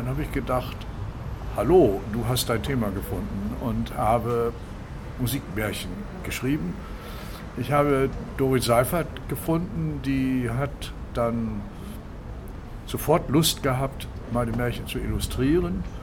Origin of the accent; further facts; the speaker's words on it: Kiel, Schleswig-Holstein, Germany; ich bin Kieler, wie du eben gesagt hast, durch, durch und durch, aber ich liebe auch andere Meere und ich bin genauso an der Nordsee zu Hause.